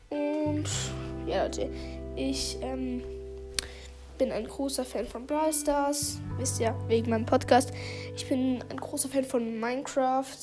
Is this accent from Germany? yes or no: no; Switzerland; accent: Swiss; ich habe einen Schweizer Akzent. Das merkt man.